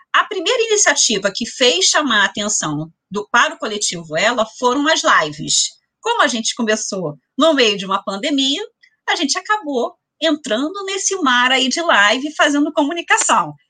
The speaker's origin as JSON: {"language": "Portuguese", "town": "São Gonçalo", "region": "Rio de Janeiro", "country": "Brazil", "tie": "born or raised there", "said": "gonçalense, nascida, criada, cria, como dizem por aí, né? Sou cria de São Gonçalo"}